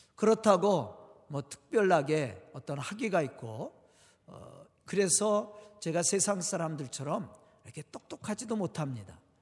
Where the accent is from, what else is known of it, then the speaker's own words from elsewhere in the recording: Jo-am, near Suwon, Gyeonggi Province, South Korea; now in Suwon, South Korea; 저도 고향이 가깝습니다. 아, 여기서 조함이 저희 고향인데 바란 아래 조함이 고향인데